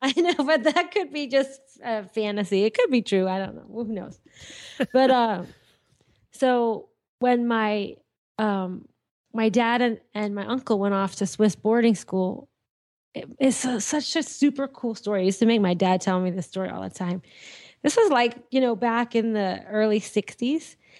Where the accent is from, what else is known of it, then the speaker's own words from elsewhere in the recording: Andover, Massachusetts, United States; also born or lived in Lawrence, Massachusetts; I was born in, uh, Andover, Mass, well, I lived in Andover. I was born in Lawrence General Hospital in Massachusetts.